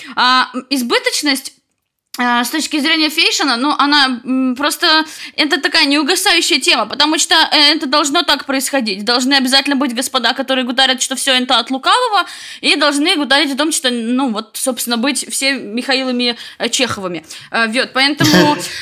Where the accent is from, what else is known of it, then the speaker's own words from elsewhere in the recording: White Sea coast, Russia; now in Saint Petersburg, Russia; Я с берегов Белого моря